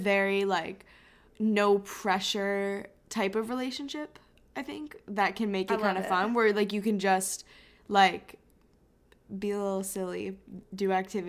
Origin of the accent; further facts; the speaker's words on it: Hong Kong; growing up in Hong Kong, we have a lot of friends from middle school